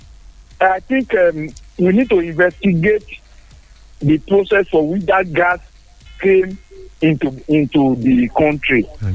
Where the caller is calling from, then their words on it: Nigeria; I'm calling from Songo.